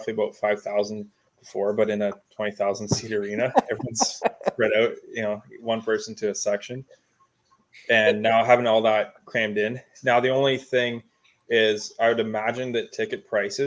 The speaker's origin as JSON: {"language": "English", "region": "Ontario", "country": "Canada", "said": "we're from Ontario"}